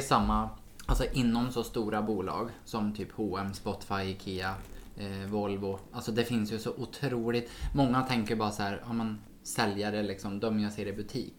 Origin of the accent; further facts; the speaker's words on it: Sweden; som svensk